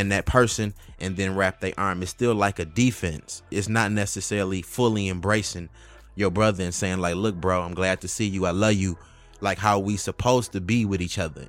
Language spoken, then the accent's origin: English; Detroit, Michigan, United States; also born or lived in Highland Park; growing up in Detroit